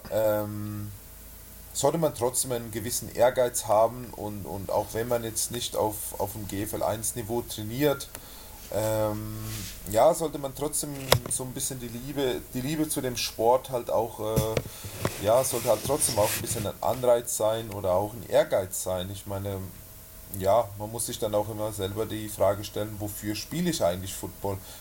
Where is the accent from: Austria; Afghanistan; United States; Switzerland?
Switzerland; moved away as an adult; also born or lived in Schwäbisch Hall; now in Nuremberg, Germany; Ich komme ursprünglich aus der Schweiz, bin vor ungefähr, ja, sind jetzt sieben Jahre, acht, knapp acht Jahre, bin ich aus der Schweiz hergekommen